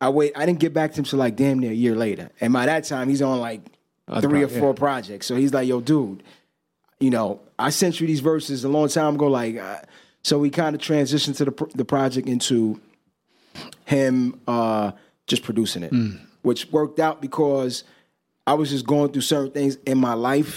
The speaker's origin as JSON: {"language": "English", "country": "Dominican Republic", "said": "my mom, you know, we're from the Dominican Republic. My mom was from there, my father. So she mostly speaks Spanish."}